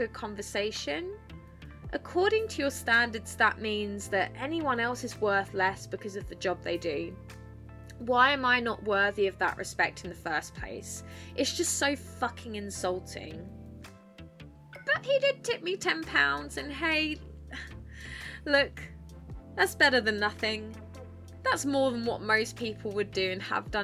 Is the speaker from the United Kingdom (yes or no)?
yes; Essex, East of England, United Kingdom; moved away as an adult; now in north of England, United Kingdom; I am from Essex